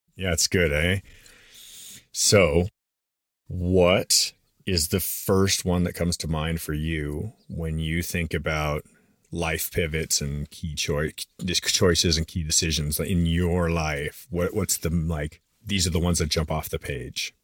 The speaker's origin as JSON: {"language": "English", "country": "Canada", "tie": "born or raised there", "moved": "as an adult", "lives_now": "United States", "said": "I was born and raised in Canada"}